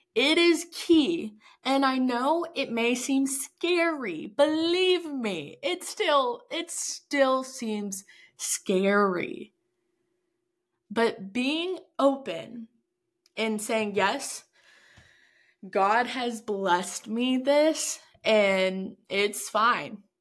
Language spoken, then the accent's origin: English; Texas, United States; we are both from Texas